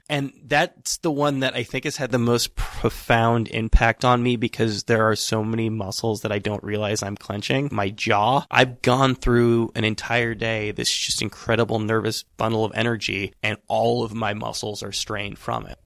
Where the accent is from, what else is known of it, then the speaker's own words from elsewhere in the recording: Northern California, United States; moved away; We're both from Northern California